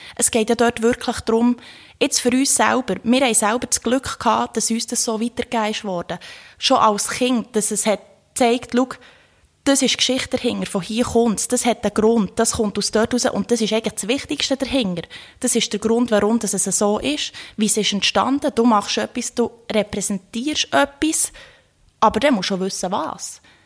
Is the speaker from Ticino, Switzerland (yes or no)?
no; Thun, Bern, Switzerland; ich bin aus Thun